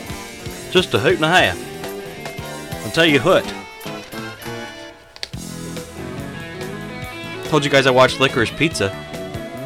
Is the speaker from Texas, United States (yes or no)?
no; Seattle, Washington, United States; I was born in Seattle, Washington, on Capitol Hill